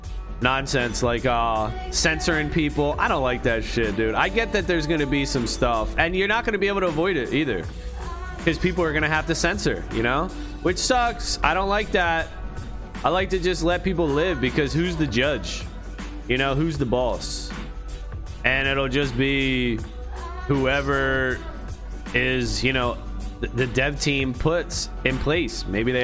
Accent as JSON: {"language": "English", "country": "United States", "said": "I'm from US, USA"}